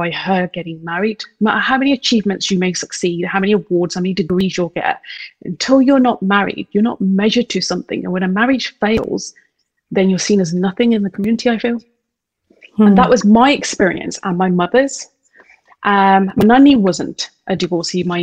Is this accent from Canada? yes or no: no; United Kingdom; we're UK born, we're being British citizens, Asian Brits.